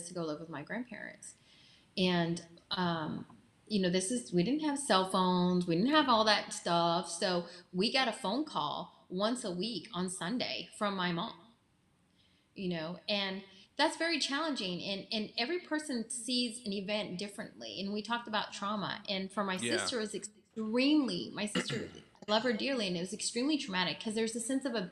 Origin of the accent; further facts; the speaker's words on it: Texas, United States; I'm from Texas. I got strong Texas women in me